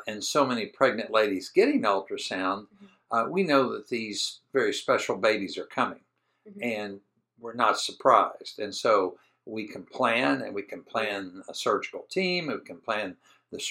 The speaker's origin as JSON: {"language": "English", "region": "Kentucky", "country": "United States", "said": "I'm from Kentucky"}